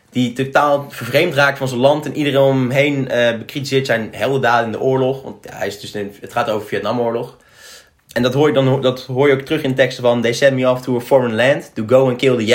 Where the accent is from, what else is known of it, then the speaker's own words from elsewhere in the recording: United States; born there; Ik ben geboren in Amerika maar moet ik wel trots zijn op dat op het Amerika